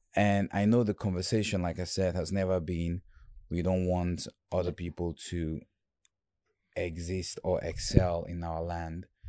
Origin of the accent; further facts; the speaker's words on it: Bafoussam, West, Cameroon; also born or lived in Bamenda / Douala; now in United States; I was born in Bamenda, and I grew up in Bafoussam, which is the French part